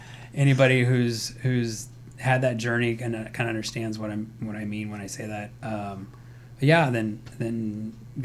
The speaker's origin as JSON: {"language": "English", "region": "Hawaii", "country": "United States", "tie": "born or raised there", "said": "I was born in Hawaii. Was adopted when I was 2"}